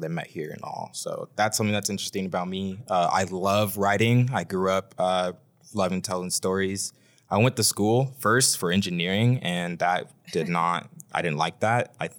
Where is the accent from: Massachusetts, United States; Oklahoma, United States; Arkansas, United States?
Oklahoma, United States; Oklahoma City; also born or lived in Norman, Oklahoma; So I was born and raised in Oklahoma City, grew up in War Acres. I now live in Norman, on the east side of Norman. My parents are from Liberia, West Africa.